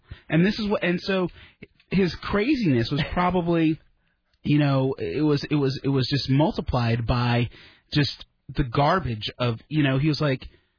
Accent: right outside Stamford, Connecticut, United States; moved away; I grew up right outside Stamford.

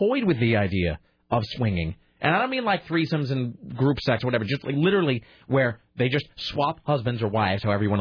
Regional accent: Portland, Oregon, United States; In Portland, Oregon.

